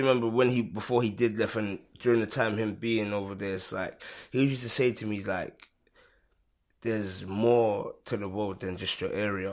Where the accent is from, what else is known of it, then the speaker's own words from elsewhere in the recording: London, United Kingdom; I've lived in Hackney all of my life